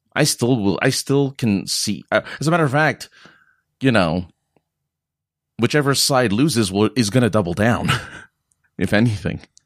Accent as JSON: {"language": "English", "region": "California", "country": "United States", "said": "being a Californian"}